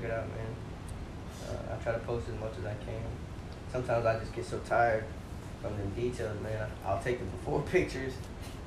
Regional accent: Victoria, Texas, United States; born or raised there

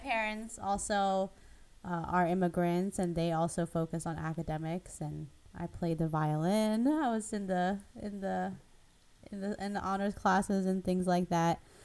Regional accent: Philadelphia, Pennsylvania, United States; also born or lived in Taiwan; I grew up in Philadelphia, which maybe is a little more diverse than Cleveland

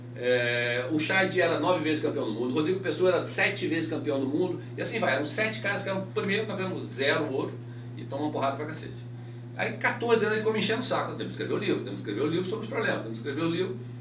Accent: Bento Gonçalves, Rio Grande do Sul, Brazil; Eu sou gaúcho, de Bento Gonçalves, interior do Rio Grande do Sul.

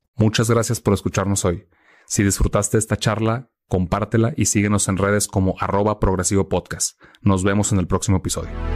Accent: Mexico; como latinoamericanos, mexicanos

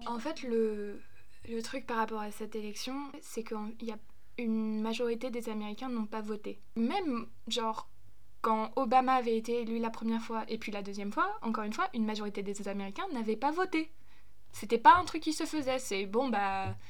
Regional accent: Germany; moved away; also born or lived in United States; je suis allemande

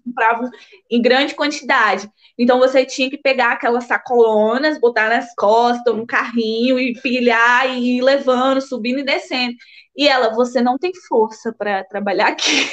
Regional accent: São Mateus, Espírito Santo, Brazil; moved away as an adult; also born or lived in Bahia, Brazil / Aveiro, Portugal; now in Porto, Portugal; eu fui para São Mateus, Espírito Santo, quando eu tinha seis anos e passei a minha vida toda lá

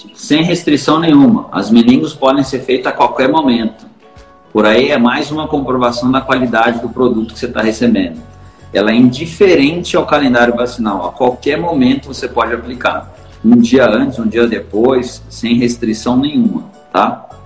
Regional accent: São Paulo, Brazil; Eu sou de São Paulo

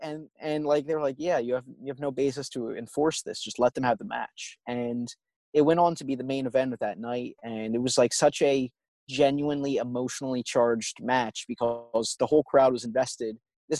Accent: Northeast, United States; And growing up in the Northeast, idolizing the indies

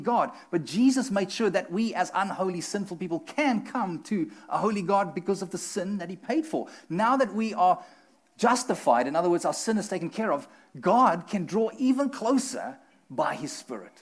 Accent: South Africa; moved away; we're from South Africa

